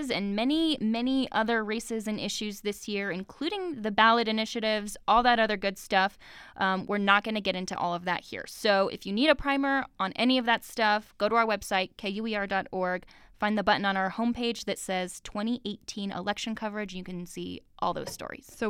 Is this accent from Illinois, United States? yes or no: no; Centerville, Utah, United States; I'm from Centerville, Utah.